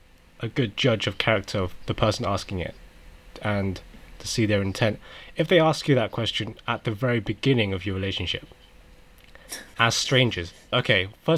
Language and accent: English; United Kingdom; also born or lived in South Korea; Sometimes they ask me where I'm from, and I'll just say UK, but they don't question further.